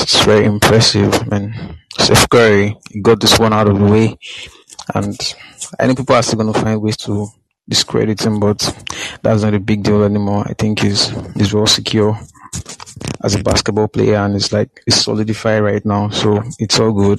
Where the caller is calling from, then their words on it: Nigeria; I'm calling from Nigeria, actually. It's like 6 a.m. right here.